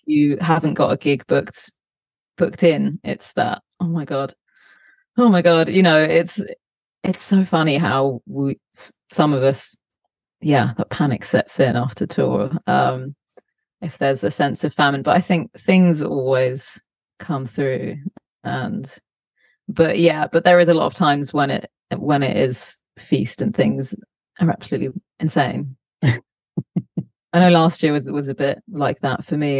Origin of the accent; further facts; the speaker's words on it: Cambridgeshire, East of England, United Kingdom; moved away as an adult; also born or lived in London; now in Los Angeles, United States; grew up in Cambridgeshire in a, in a you know decently sized town